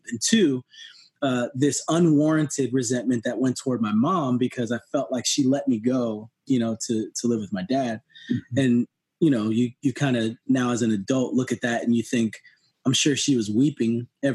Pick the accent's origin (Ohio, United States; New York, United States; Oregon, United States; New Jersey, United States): New Jersey, United States; now in Tennessee, United States; I grew up in New Jersey